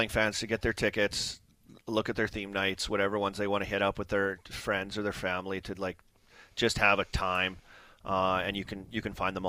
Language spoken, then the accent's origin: English; Canada; growing up in Canada and going to school, you learn French.